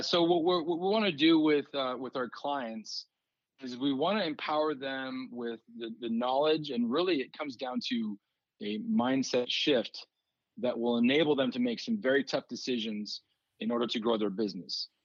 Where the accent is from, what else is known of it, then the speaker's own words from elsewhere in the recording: Douglas, Arizona, United States; So I grew up in Douglas, which is in Cochise County, right on the border of Mexico